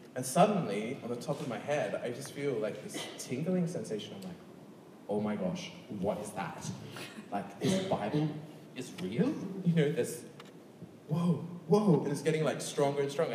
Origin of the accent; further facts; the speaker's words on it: Sydney, New South Wales, Australia; moved away; I come obviously from Sydney, Australia, which is the second, which has the second largest gay and lesbian population. So when I was growing up, I was in a conservative Church of England boys' school